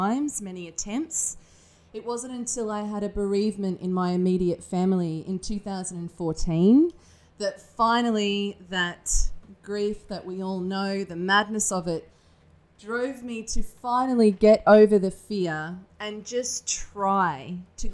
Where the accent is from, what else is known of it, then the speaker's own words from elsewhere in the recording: Australia; moved away as an adult; also born or lived in Manchester, England; now in United Kingdom; I'm obviously not from the UK. I'm Australian